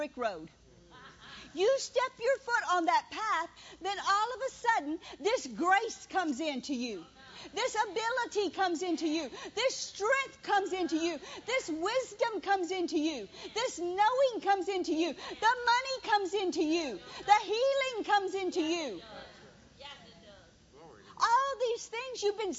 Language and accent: English; Louisiana, United States; moved away as an adult; also born or lived in Mississippi; I was from Louisiana.